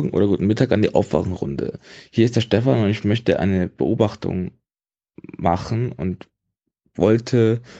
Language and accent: German; Bonn, North Rhine-Westphalia, Germany; Ich komme aus Bonn und ich sehe mich viel mehr als Bonner als als Deutsche oder und viel mehr, weniger als Nordrhein-Westfalen.